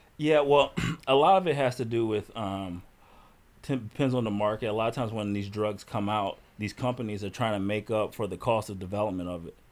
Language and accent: English; Chicago, Illinois, United States; I grew up in Chicago.